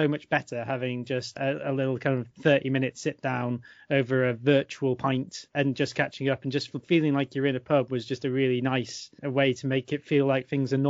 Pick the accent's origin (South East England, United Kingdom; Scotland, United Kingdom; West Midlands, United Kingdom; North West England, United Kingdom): North West England, United Kingdom; Cumbria; now in Berkhamsted, United Kingdom; I'm originally from Cumbria